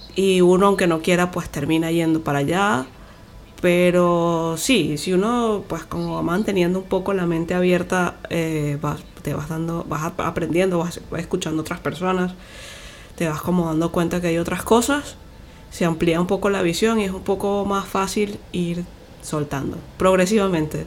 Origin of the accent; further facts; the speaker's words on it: Venezuela; somos de Venezuela